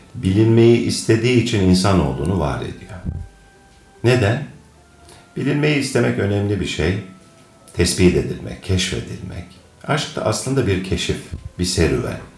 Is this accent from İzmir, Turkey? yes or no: no; Akhisar, Manisa, Turkey; Ben 1962 e, senesinde Akisar'da doğdum. Doğma büyüme Akisarlıyım.